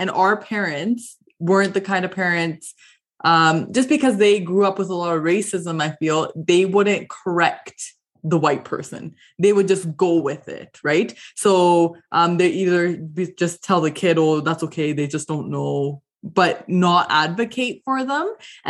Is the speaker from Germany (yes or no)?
no; Canada; as a South Asian growing up in Canada, you have a bit of an identity crisis, right?